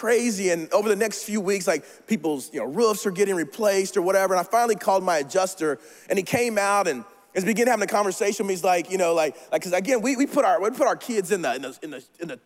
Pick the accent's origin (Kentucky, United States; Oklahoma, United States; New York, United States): Oklahoma, United States; moved away; I'm from Oklahoma